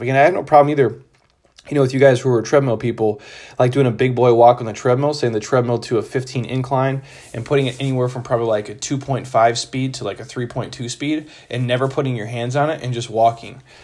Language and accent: English; Midwest, United States; I grew up in the Midwest